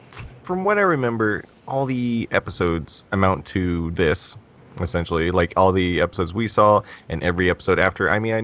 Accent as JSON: {"language": "English", "country": "United States", "said": "I'm American."}